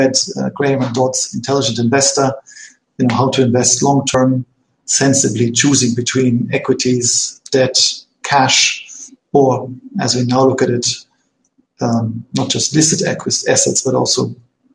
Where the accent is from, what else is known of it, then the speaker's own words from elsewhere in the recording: Germany; Chernobyl in my hometown. The Chernobyl cloud officially stopped over the Rhine